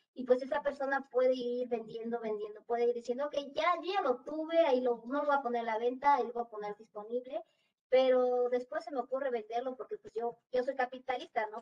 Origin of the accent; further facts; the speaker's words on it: Mexico; los que somos aquí de México